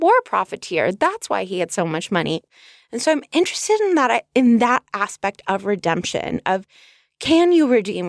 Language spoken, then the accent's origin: English; Los Angeles, California, United States; also born or lived in Northridge; Casper, as you know, I grew up on the North Ridge of the San Fernando Valley in Los Angeles, California. The town was called Northridge, very creative.